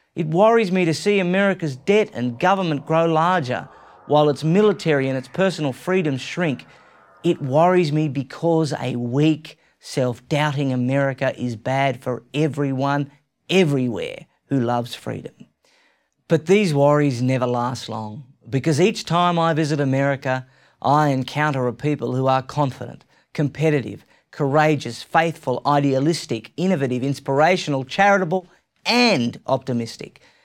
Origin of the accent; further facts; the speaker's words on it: Australia; I'm an Australian. You might have already guessed that. And I love my home country